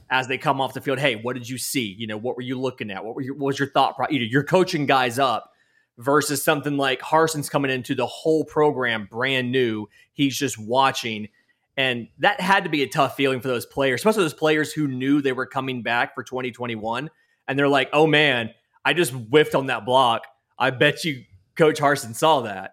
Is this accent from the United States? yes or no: yes; Valdosta, Georgia, United States; I'm from Valdosta